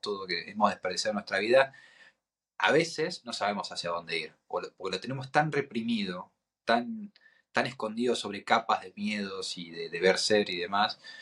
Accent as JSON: {"language": "Spanish", "country": "Argentina", "said": "soy un argentino"}